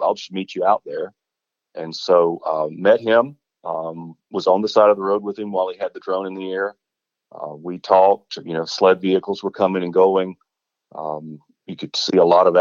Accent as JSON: {"language": "English", "town": "Varnville", "region": "South Carolina", "country": "United States", "tie": "born or raised there", "said": "I was born and raised in Varnville, grew up here"}